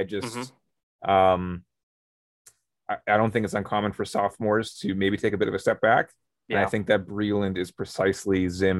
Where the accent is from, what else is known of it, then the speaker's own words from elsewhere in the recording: Canada; we're from Canada, hence the whole notes from the North thing. We're playing off the NFC North and the fact that we're Canadian.